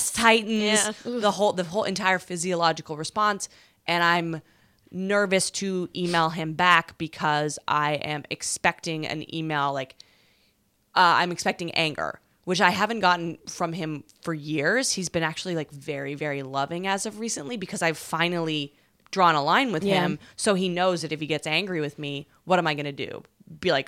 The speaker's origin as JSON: {"language": "English", "region": "West Coast", "country": "Canada", "moved": "yes", "lives_now": "New York, United States", "said": "Which is where I'm from"}